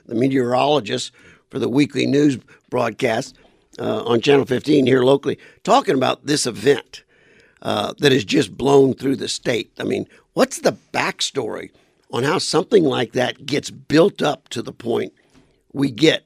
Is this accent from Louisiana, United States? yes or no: yes; South Louisiana, United States; now in Arizona, United States; I'm from South Louisiana